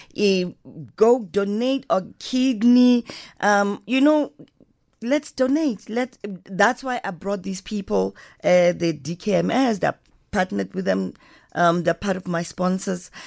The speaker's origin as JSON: {"language": "English", "town": "Johannesburg", "region": "Gauteng", "country": "South Africa", "said": "I wanna be part of the Diep Kloof house because I come from Diep Kloof"}